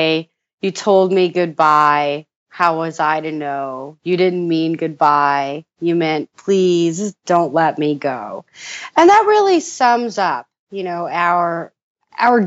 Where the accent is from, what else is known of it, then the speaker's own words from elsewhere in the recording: Indiana, United States; we're both from Indiana